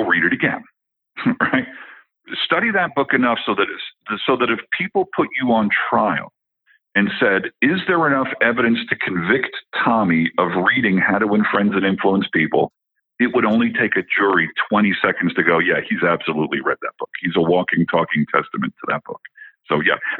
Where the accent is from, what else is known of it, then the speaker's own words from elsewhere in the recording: New Jersey, United States; moved away as an adult; now in Colorado, United States; I'm originally from New Jersey where they eat their young. Okay. So I've lived in Colorado for the last 15 years